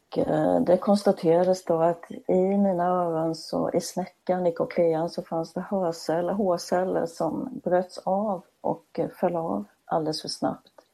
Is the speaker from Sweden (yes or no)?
yes; Småland, Sweden; accent: Småland; du hör ju att jag är smålänning